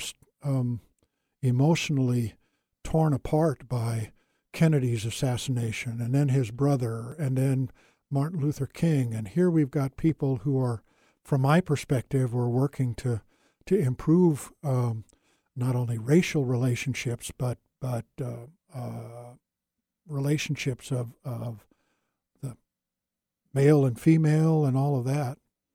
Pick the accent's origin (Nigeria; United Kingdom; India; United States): India; I grew up in India and played with Indian kids, and color made no difference.